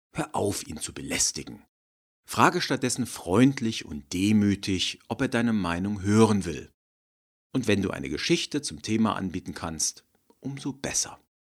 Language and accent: German; Germany; wir Deutschen